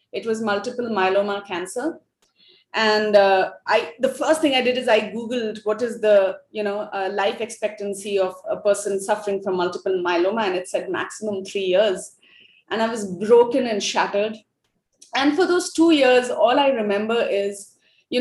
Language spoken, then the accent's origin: English; Ranchi, Jharkhand, India; first language Hindi; English is a second language; moved away as an adult; also born or lived in Delhi / Mumbai / Bangalore / United States; I'm from India, born and raised in Ranchi